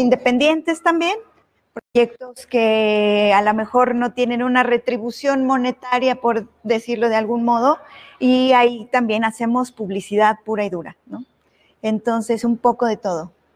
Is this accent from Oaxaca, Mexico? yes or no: no; Puebla, Mexico; yo soy poblana, o sea, yo nací, crecí aquí